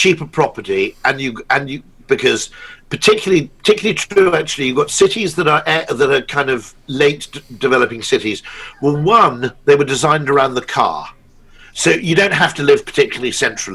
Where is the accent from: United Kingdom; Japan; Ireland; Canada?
United Kingdom; I'm a Brit